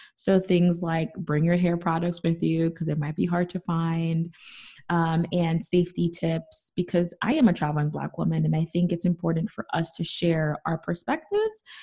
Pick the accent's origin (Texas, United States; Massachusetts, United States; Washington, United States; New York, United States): New York, United States; New York City; I'm from the Bronx.